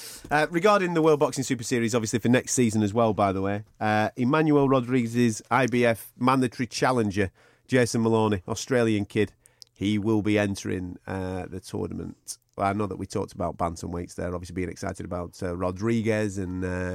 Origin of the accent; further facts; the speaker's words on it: England, United Kingdom; There'll only be me in the stadium as an Englishman.